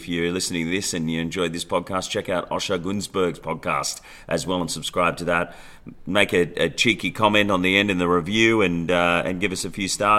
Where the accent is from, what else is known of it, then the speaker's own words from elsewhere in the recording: Sydney, New South Wales, Australia; I grew up on the North Shore.